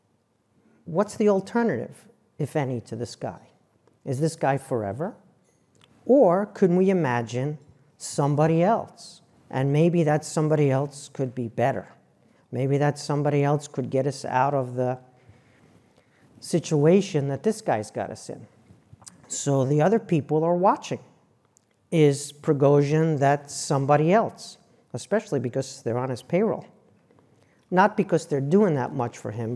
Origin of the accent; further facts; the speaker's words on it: New York, United States; moved away; also born or lived in New Jersey; I'm from New York and I worked in New Jersey